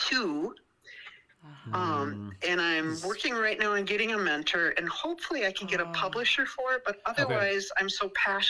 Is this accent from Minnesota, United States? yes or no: yes; New Ulm, Minnesota, United States; also born or lived in Moose Lake, Minnesota / Brainerd Lakes area, Minnesota; I grew up in New Ulm in southern, mm-hmm, Minnesota. Mm-hmm. We lived by Moose Lake for many years, mm-hmm, and now we're here in the Brainerd Lakes area.